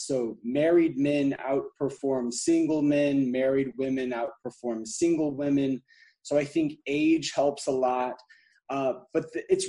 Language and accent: English; Alabama, United States; now in Atlanta, United States; I'm from Alabama originally, even though I live in Atlanta now, and just grew up with sort of a slow pace of life